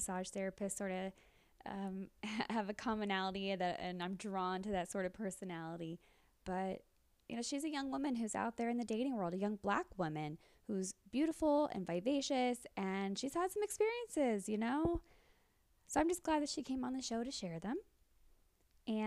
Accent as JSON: {"language": "English", "town": "Mexico", "region": "Missouri", "country": "United States", "lives_now": "Kansas City, United States", "said": "I'm originally from Mexico, Missouri, so okay. Mid Missouri, but then up here"}